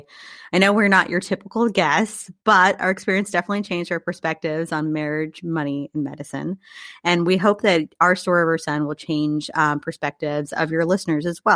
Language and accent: English; Mexico, Missouri, United States; also born or lived in Kansas City, Missouri; I'm from Mexico, Missouri